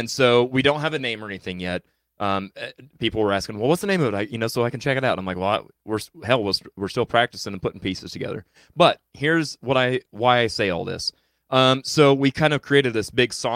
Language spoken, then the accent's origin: English; Chillicothe, Missouri, United States; also born or lived in Marshall, Missouri; Chillicothe is my hometown, and I lived in Marshall for several years.